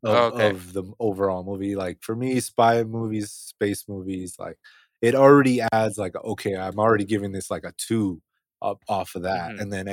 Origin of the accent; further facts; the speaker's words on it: United Kingdom; I'm actually British.